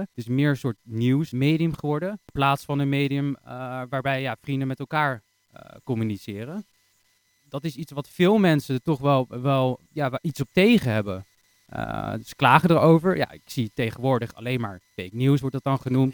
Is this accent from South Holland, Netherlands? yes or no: no; Harderwijk, Gelderland, Netherlands; geboren en getogen in het mooie, pittoreske Harderwijk.